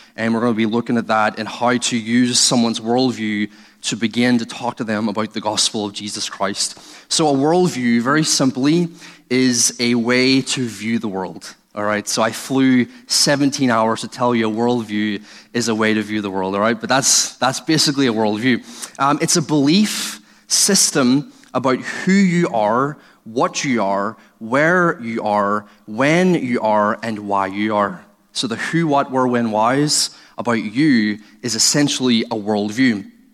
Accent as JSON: {"language": "English", "region": "Northern Ireland", "country": "United Kingdom", "said": "I'm originally from Northern Ireland. I was brought up in a atheist home."}